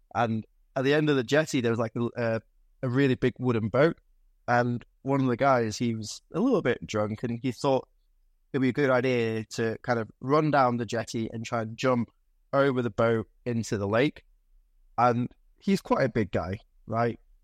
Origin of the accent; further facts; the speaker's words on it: Lancashire, North West England, United Kingdom; also born or lived in Stoke-on-Trent; I was born in Stoke, but I was raised up in, uh, in, in, uh, the River Valley up in Lancashire.